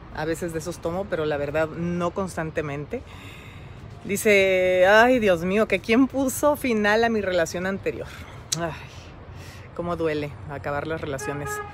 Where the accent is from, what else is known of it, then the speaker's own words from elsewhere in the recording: Monterrey, Nuevo León, Mexico; nací en Monterrey, Nuevo León, el 13 de abril de, 1966 en el Hospital Muguerza